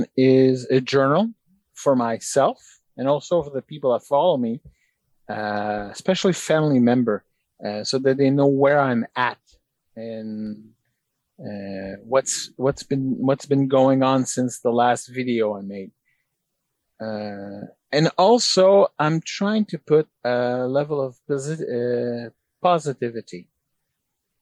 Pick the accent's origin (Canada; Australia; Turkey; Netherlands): Canada; as a Canadian